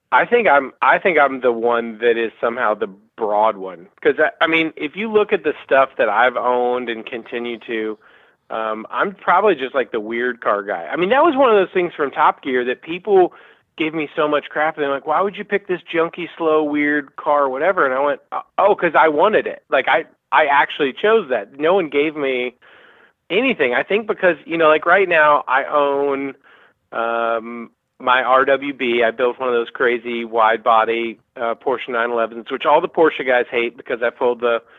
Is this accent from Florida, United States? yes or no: no; Birmingham, Alabama, United States; moved away; also born or lived in Peachtree City, Georgia; I grew up in Birmingham.